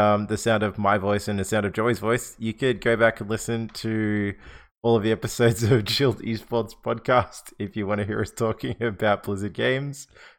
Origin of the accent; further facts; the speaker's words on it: Australia; because we are Australian.